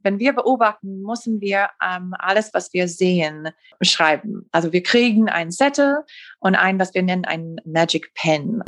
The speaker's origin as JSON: {"language": "German", "country": "United States", "second_language": "German", "said": "als Amerikanerin"}